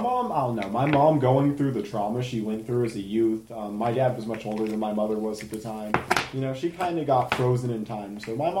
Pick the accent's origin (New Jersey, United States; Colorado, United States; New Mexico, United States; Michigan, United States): Colorado, United States; Colorado Springs; I was born in Colorado Springs.